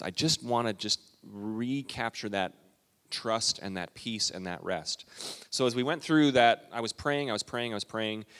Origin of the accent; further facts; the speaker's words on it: Calgary, Alberta, Canada; moved away; I grew up, my dad was a pastor in Western Canada. I'm a Canadian